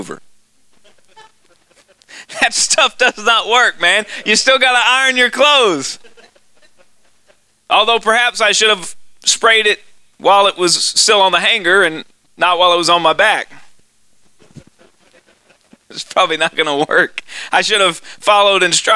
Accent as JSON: {"language": "English", "town": "Austin", "region": "Texas", "country": "United States", "accent": "hick from Texas", "moved": "yes", "said": "I'm really from Austin, Texas, and it's a liberal town"}